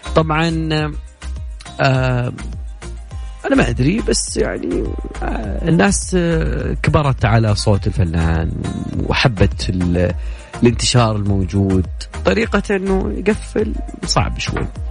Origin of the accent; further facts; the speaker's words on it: Saudi Arabia; عندنا في السعودية